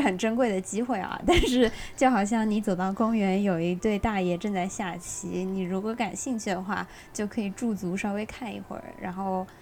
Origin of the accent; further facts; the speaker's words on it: Hangzhou, Zhejiang, China; now in Hong Kong; 我们都是杭州人，但是基本上从门认识开始就一直在不同的城市生活